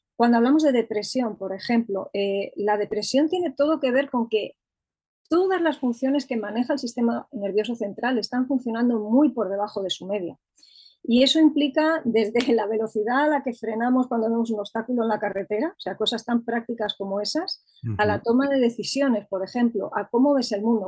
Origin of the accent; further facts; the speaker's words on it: Madrid, Community of Madrid, Spain; Soy de Madrid, vivo en Madrid, estoy aquí afincada ya desde hace bastantes años, aunque he vivido en otras partes